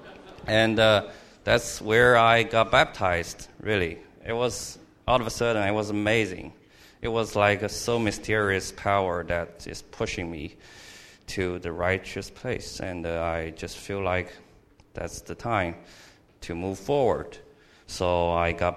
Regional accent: Shanghai, China; moved away as an adult; now in Louisiana, United States; I came from China, Shanghai, China. It was a big city, and I was only a child in the family

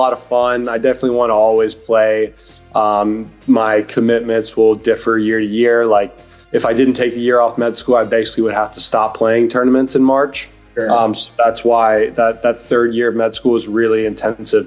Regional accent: Greensboro, North Carolina, United States; I'm from Greensboro, North Carolina, where John Isner is also from

